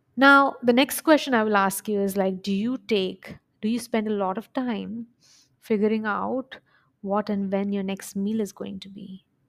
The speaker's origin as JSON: {"language": "English", "country": "India", "moved": "yes", "lives_now": "United Arab Emirates", "said": "I'm an Indian by origin. We live in U A E, Middle East, and I go home, like, my family is in India"}